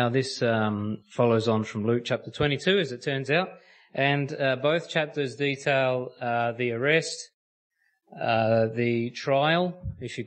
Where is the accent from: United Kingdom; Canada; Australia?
Australia; that's how us Aussies say it